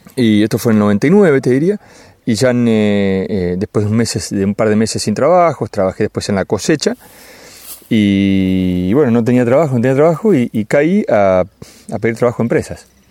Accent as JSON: {"language": "Spanish", "town": "Lincoln", "region": "Buenos Aires Province", "country": "Argentina", "said": "yo, soy de Lincoln"}